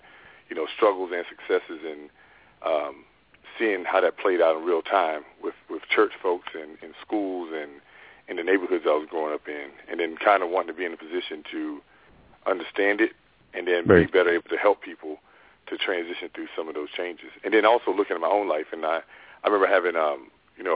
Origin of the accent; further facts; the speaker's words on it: North Carolina, United States; also born or lived in New York; I'm originally from North Carolina. It's one of seven kids. Both my parents were ministers and also had other jobs. Grew up in, like I said, between North Carolina and then New York until I was 12 and then moved back to North Carolina.